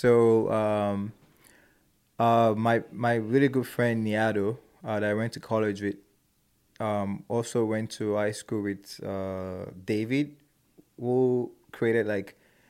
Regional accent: Nigeria; moved away; So like being an Nigerian and growing up in that part of the world and knowing how to speak my mom's dialect as well. And also growing up here.

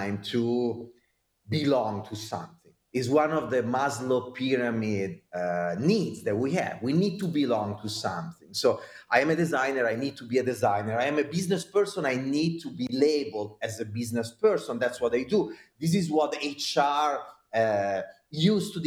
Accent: Italy; accent: Italian; now in United States; I am an American citizen, but with my Italian accent, and I am an Italian citizen, but living in America

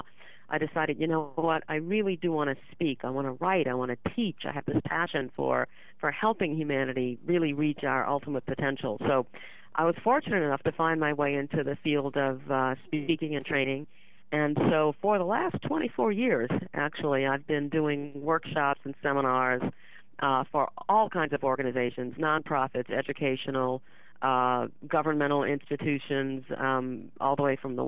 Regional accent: New Orleans, Louisiana, United States; I was born in 1953 in New Orleans

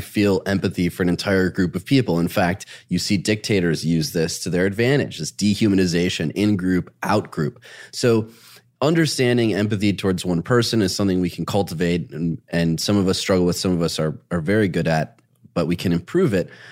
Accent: Dearborn, Michigan, United States; I grew up in Dearborn, Michigan

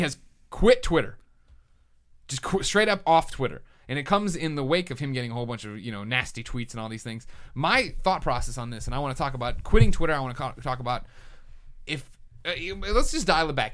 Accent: Chicago, Illinois, United States; accent: Chicago; my Chicago accent

